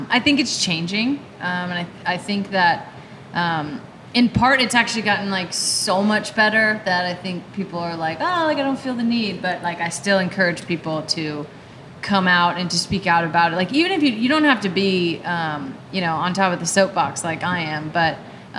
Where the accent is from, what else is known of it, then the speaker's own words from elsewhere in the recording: California, United States; I'm from California and spent a lot of time in Southern California and San Diego.